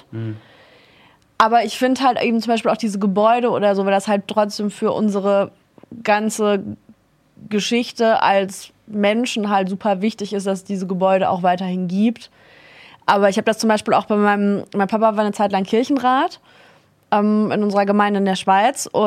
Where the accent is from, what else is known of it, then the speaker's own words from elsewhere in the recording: Southern Germany, Germany; also ich komme ja aus Süddeutschland